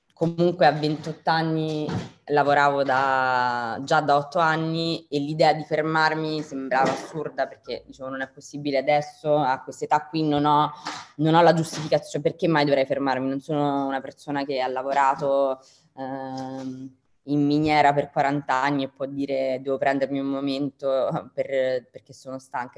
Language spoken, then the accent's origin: Italian; Rome, Lazio, Italy; moved away as an adult; also born or lived in London / New York; io sono di Roma